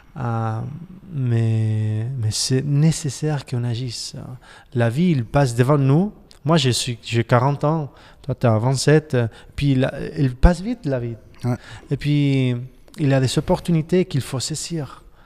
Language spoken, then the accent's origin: French; Barcelona, Catalonia, Spain; J'ai 40 ans et puis j'habite à Barcelone